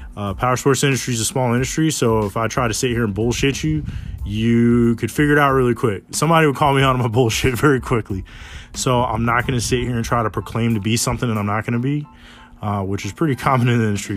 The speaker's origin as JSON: {"language": "English", "town": "Smithfield", "region": "Virginia", "country": "United States", "tie": "born or raised there", "said": "I'm born and raised in Smithfield, Virginia."}